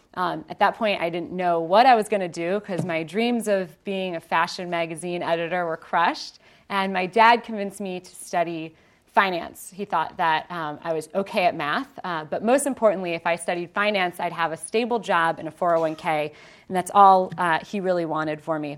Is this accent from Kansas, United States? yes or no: no; Ohio, United States; born and raised in Ohio